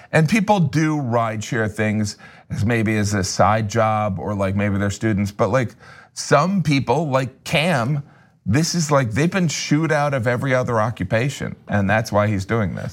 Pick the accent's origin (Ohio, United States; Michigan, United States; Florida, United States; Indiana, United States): Indiana, United States; Chesterton; I grew up in Indiana in a relatively small town